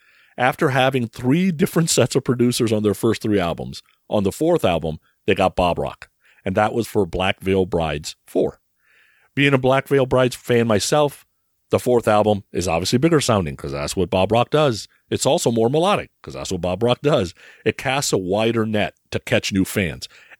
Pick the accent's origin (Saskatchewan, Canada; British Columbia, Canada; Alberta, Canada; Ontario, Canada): British Columbia, Canada; Vancouver; Growing up in Vancouver, I was involved in all sorts of things with him.